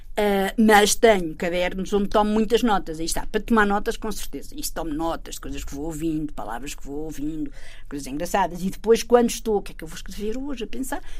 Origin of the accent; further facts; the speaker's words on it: Torres Novas, Santarém District, Portugal; é um jornal de Torres Novas, que, que, que, é a minha terra, a terra da família toda